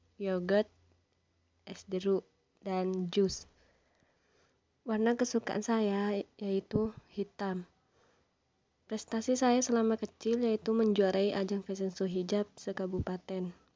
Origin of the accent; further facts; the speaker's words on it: Sumenep, East Java, Indonesia; Saya lahir di Sumeneb pada tanggal dua puluh enam Februari dua ribu dua.